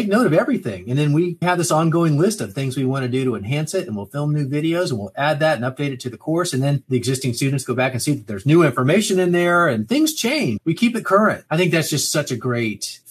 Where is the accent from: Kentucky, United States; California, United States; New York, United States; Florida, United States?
Florida, United States; Miami; I grew up in Miami